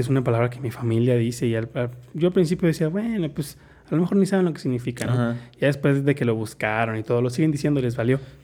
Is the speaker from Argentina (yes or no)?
no; Mexico; nada más era yo de mexicano. Entonces yo era así como que, oh, véanme, soy mexicano